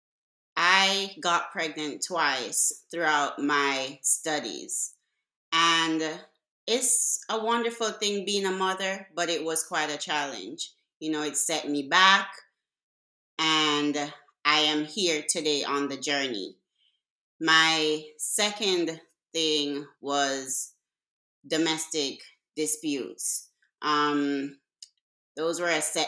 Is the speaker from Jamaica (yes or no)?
yes; Jamaica; moved away as an adult; now in United States; I was born in Jamaica. I migrated to the U.S. at the age of 18